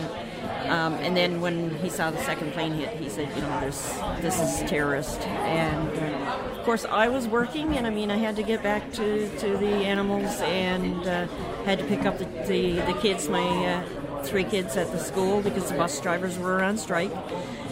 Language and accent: English; Newfoundland and Labrador, Canada; as being a Newfoundlander